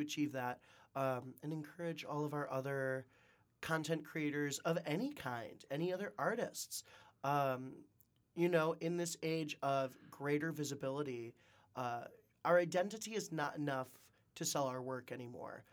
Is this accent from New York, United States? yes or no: no; Wisconsin, United States; moved away as an adult; also born or lived in Nebraska / China; now in Detroit, United States; I'm originally from Shaniqua, Wisconsin